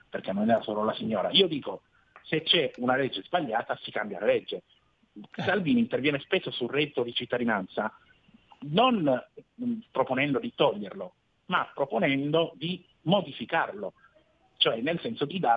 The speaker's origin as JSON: {"language": "Italian", "town": "Lecce", "region": "Apulia", "country": "Italy", "accent": "Southern Italian", "said": "Sì, io sono di Lecce, sì."}